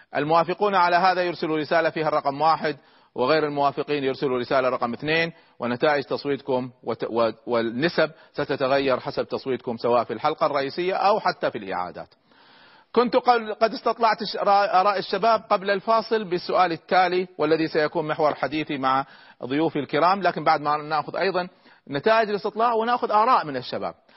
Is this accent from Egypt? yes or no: yes; Egypt; عندنا في مصر